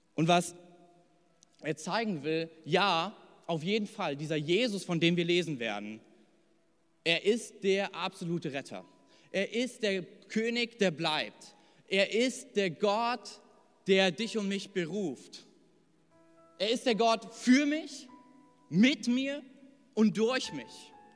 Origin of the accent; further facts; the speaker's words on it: Hesse, Germany; now in Thuringia, Germany; ich bin in Hessen groß geworden